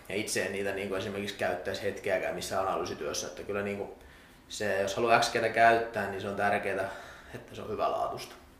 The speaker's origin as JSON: {"language": "Finnish", "town": "Salo", "region": "Southwest Finland", "country": "Finland", "tie": "born or raised there", "said": "kotikaupunkini joukkueessa Salpassa"}